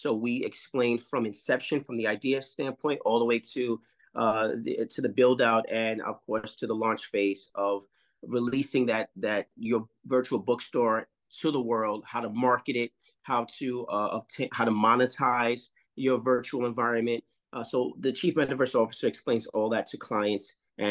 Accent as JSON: {"language": "English", "town": "New York City", "region": "New York", "country": "United States", "also_born_or_lived": "North Carolina / Los Angeles / India", "said": "I'm from Harlem"}